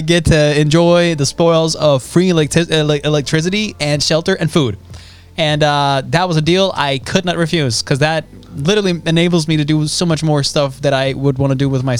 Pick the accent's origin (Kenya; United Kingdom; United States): United Kingdom; Scotland; I'm from Scotland.